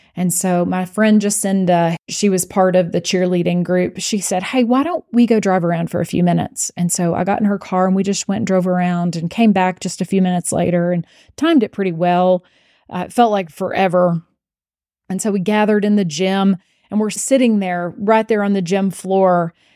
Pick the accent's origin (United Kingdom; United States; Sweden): United States; Abilene, Texas; I was from Abilene and I went to Abilene Cooper